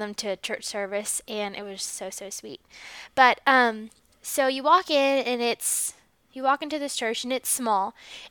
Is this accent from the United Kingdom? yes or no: no; United States; as an American